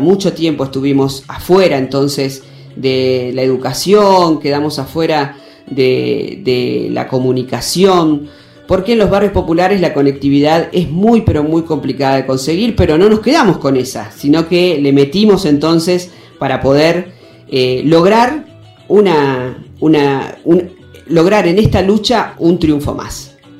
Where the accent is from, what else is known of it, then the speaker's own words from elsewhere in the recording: Santa Fe, Argentina; also born or lived in Buenos Aires; soy de la ciudad de Santa Fe, vivo ahí en Chalet.